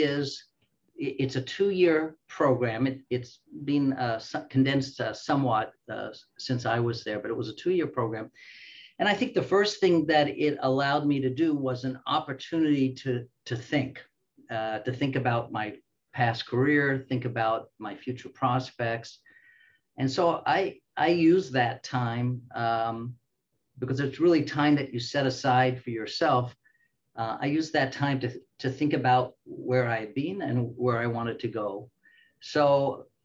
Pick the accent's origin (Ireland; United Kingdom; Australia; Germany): Australia; also born or lived in Canada / Springfield, Illinois, United States; now in United States; I am Australian by birth, Canadian by training